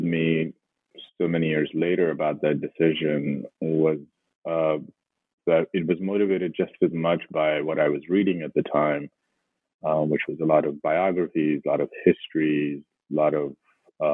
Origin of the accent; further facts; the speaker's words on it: Lahore, Punjab, Pakistan; moved away as an adult; now in United States; I grew up and I was born and raised in Pakistan, in Lahore